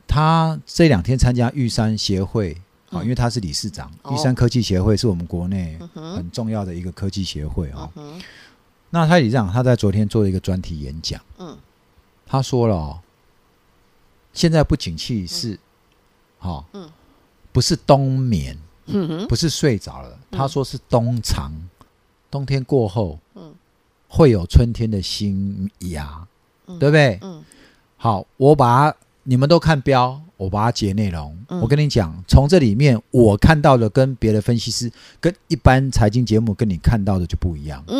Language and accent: Chinese; Taiwan; 大部分都听台语啦，因为其实我是哈，我是河洛人啊，对吧？